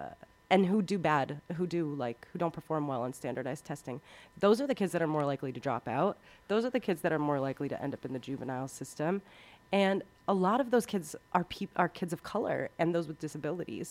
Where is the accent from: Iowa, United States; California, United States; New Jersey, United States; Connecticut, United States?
Connecticut, United States; Waterbury; I was working in my hometown in Waterbury, Connecticut